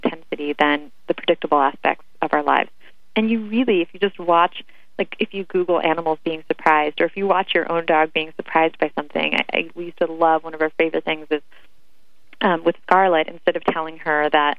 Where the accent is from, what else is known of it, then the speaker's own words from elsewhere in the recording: Ukraine; now in United States; I grew up in Ukraine